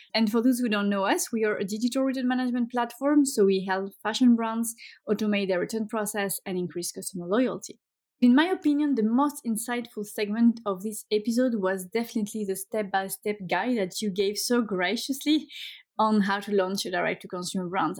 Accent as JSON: {"language": "English", "country": "France", "moved": "yes", "lives_now": "Sweden", "said": "my home country"}